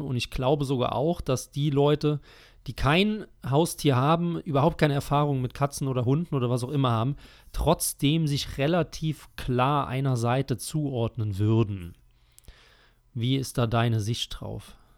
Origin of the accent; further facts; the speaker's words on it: Rhineland-Palatinate, Germany; meiner Heimat